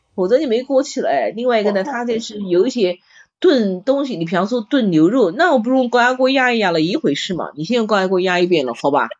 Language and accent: Chinese; Nanjing, Jiangsu, China; 我们南京人不吃炉蒿嘛